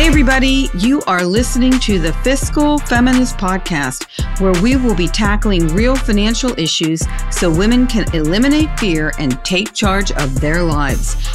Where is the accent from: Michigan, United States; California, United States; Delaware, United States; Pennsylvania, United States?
Pennsylvania, United States; Pittsburgh; moved away; also born or lived in New York; I'm from Pittsburgh